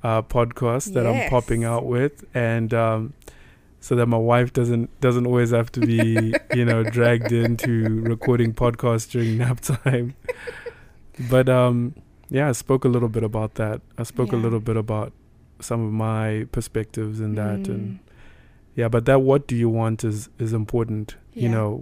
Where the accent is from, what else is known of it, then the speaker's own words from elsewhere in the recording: Zimbabwe; moved away as an adult; now in United States; as a black man living in the United States, right? Cause I'm from Africa